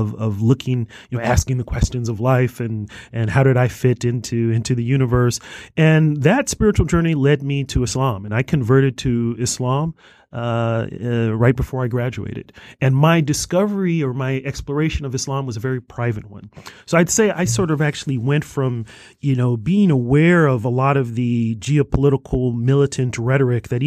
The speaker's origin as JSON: {"language": "English", "region": "California", "country": "United States", "tie": "born or raised there", "said": "I'm a Californian, born and raised in California"}